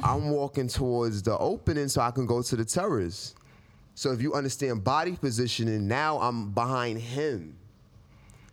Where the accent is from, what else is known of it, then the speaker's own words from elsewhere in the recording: New York City, New York, United States; I'm from Queens